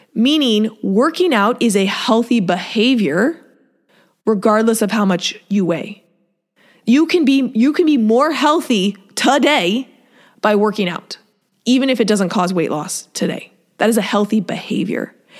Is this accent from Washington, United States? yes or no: yes; Seattle, Washington, United States; moved away; I grew up in Seattle